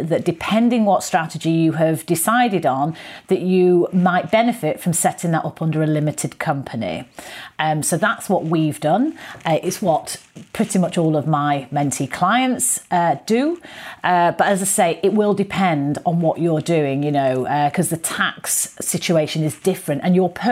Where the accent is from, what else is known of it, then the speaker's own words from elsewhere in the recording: Manchester, North West England, United Kingdom; moved away as an adult; also born or lived in London; Manchester, my original hometown.